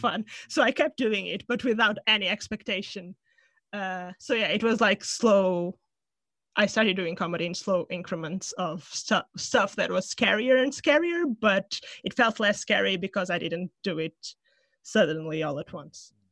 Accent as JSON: {"language": "English", "country": "Portugal", "tie": "born or raised there", "moved": "as an adult", "lives_now": "London, United Kingdom", "said": "from Portugal, from my hometown"}